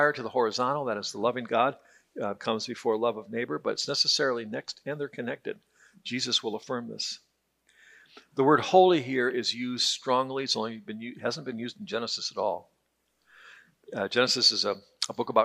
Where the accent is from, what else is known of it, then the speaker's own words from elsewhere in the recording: Detroit, Michigan, United States; I grew up in Detroit